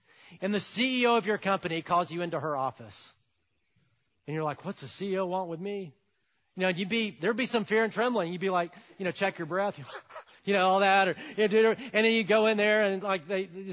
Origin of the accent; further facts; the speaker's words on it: Alabama, United States; I'm from Alabama